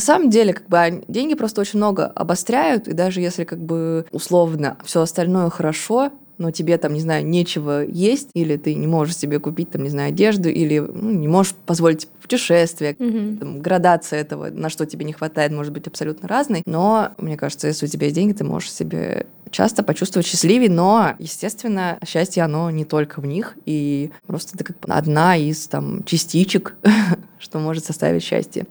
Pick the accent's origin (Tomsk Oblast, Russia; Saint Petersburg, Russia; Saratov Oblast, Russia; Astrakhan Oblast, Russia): Tomsk Oblast, Russia; Tomsk; moved away as an adult; now in Moscow, Russia; все мое детство было в Томске, на даче и в детских лагерях, которые тоже находятся в Томской области